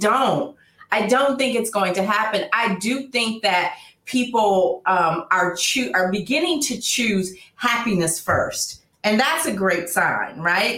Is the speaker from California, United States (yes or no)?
yes; Oakland, California, United States; now in Los Angeles, United States; I'm originally from Oakland. So before I moved